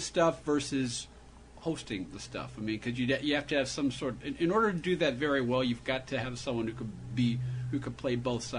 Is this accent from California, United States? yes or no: yes; San Francisco, California, United States; I'm from San Francisco.